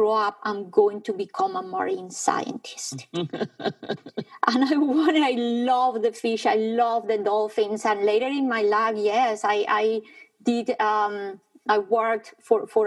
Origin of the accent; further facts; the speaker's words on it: Bogotá, Colombia; I was born in Bogota, high up in the Andes